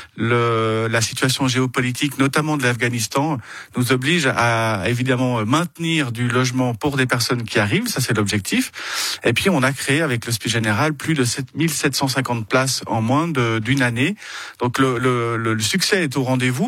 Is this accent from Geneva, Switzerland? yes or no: yes; Vernier, Geneva, Switzerland; also born or lived in Le Lignon, Vernier; j'habite au Lignon, j'ai grandi aux Avanchets.